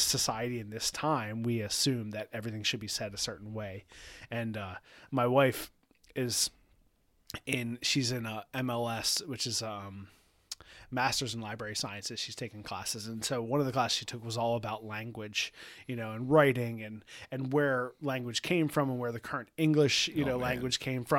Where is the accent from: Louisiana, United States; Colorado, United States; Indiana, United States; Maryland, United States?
Maryland, United States; Baltimore; accent: Baltimore regional dialect; If I'm saying it wrong, because that's just from where I'm from Baltimore, saying it a certain way.